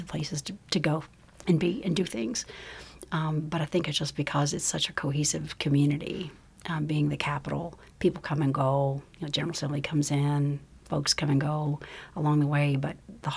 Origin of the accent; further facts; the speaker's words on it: Frankfort, Kentucky, United States; also born or lived in Berea, Kentucky; I was born actually in Berea, but moved to Frankfort when I was just an infant